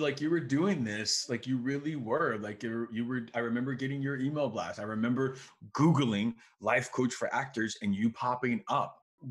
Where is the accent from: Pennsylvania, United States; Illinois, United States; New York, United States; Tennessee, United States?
Illinois, United States; Chicago; Like myself, I'm from Chicago. We've had 3 family members pass away from COVID.